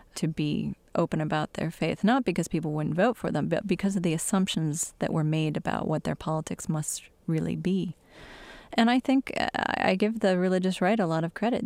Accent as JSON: {"language": "English", "region": "Michigan", "country": "United States", "tie": "born or raised there", "said": "my home state in Michigan"}